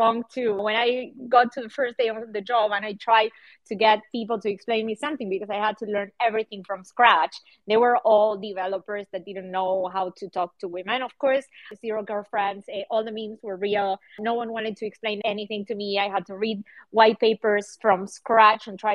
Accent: Buenos Aires, Argentina; now in Berlin, Germany; I live in Berlin and I'm from Buenos Aires, Argentina

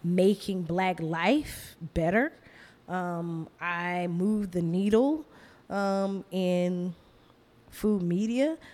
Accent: Athens, Georgia, United States; moved away as an adult; now in Brooklyn, United States; I would be living back in my hometown

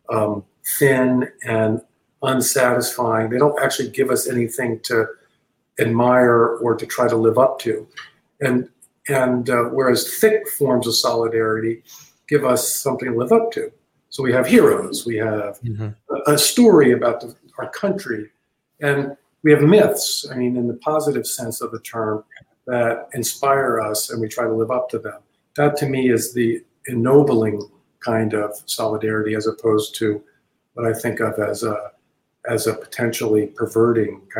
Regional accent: Texas, United States; I happen to think that being a Texan and being being very proud of being a Texan is a noble, an ennobling thing, and not a perverting thing.

